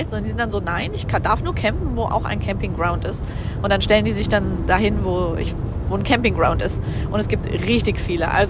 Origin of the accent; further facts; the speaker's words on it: Germany; dass ich ja erzählt habe, ich komme aus Deutschland